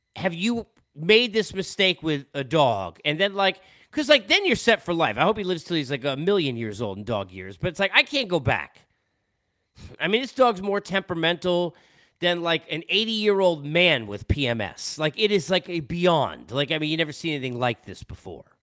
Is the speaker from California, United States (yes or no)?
no; New York, United States; also born or lived in Los Angeles; now in Atlanta, United States; growing up in New York